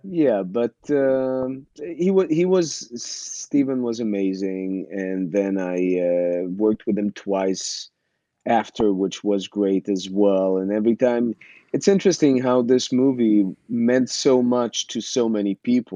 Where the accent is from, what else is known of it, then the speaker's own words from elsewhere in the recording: Israel; moved away as an adult; also born or lived in Ukraine (Soviet Union); when i was seven my family decided to move to israel and uh, i didn't have a, too much of a say so i went with them and uh, yeah and i grew up in israel